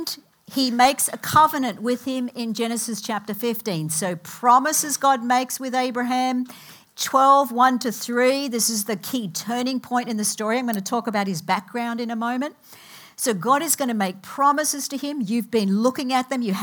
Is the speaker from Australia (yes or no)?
yes; Australia; moved away as an adult; now in United States; I came from Australia about 30 years ago, actually, this August. I have things in my Australian culture that do not leave me.